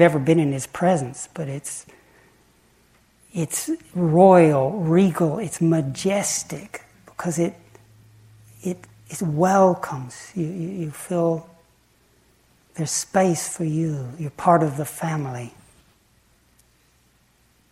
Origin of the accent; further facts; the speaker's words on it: the Bible Belt, United States; I grew up in the Bible Belt